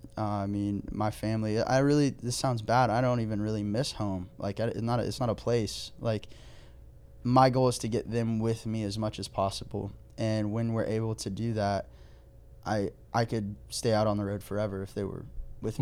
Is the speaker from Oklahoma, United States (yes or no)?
yes; Oklahoma, United States; moved away; also born or lived in Texas; I'm from Oklahoma, and until I, until I married into my wife's family, like, the most culture I had was we just shoot things and deep fry them